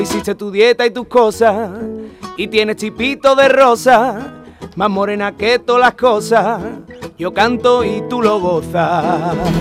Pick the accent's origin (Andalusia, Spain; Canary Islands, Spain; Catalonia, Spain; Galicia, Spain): Andalusia, Spain; Utrera; mi pueblo, de mi tierra de Utrera